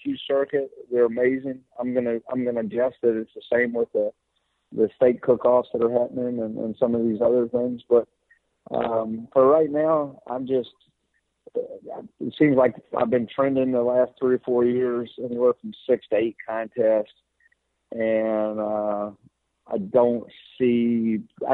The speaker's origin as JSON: {"language": "English", "town": "Lynchburg", "region": "Virginia", "country": "United States", "tie": "born or raised there", "said": "I'm a Virginia boy. So I grew up in Lynchburg, Virginia"}